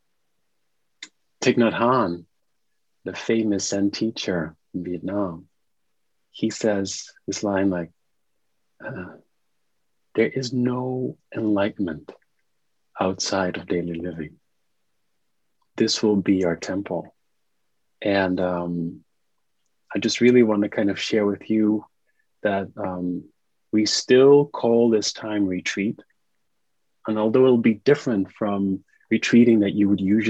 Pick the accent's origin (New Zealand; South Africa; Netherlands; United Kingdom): Netherlands; now in New York, United States; I'm zooming in from the Netherlands, which is my home country.